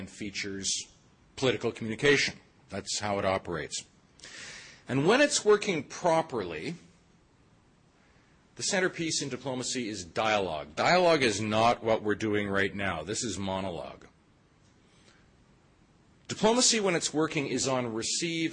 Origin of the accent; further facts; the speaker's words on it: Toronto, Ontario, Canada; I'm from Toronto